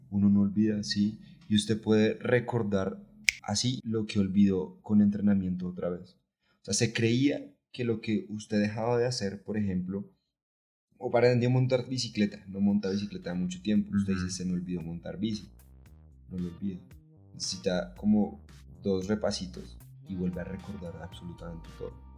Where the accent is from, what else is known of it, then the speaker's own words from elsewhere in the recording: Catatumbo, Norte de Santander, Colombia; mi pueblo